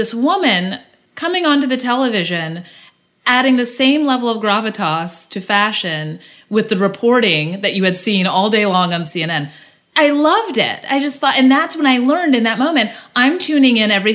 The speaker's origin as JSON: {"language": "English", "town": "Dallas", "region": "Texas", "country": "United States", "tie": "born or raised there", "also_born_or_lived": "Amarillo, Texas / Detroit, Michigan", "said": "I grew up in Texas, but Amarillo, Texas, which is in the Panhandle, very unfashionable. And then Dallas-Fort Worth metroplex area. So most of my life, it was in Dallas. So born in Detroit, but grew up in Texas completely."}